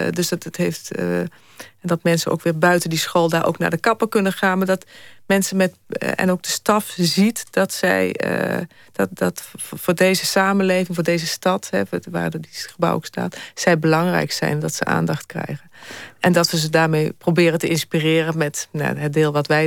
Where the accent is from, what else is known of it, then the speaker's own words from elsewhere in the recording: Netherlands; ik vind, ben er heel trots op dat wij toch als Nederlanders cultuur hebben dat we iedereen bij elkaar houden